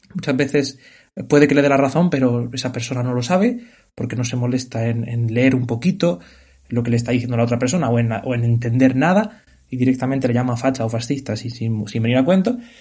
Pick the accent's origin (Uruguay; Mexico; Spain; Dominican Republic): Spain; Yo que soy un hombre español